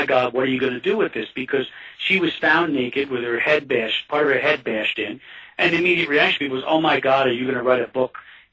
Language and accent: English; Kingston, New York, United States; my hometown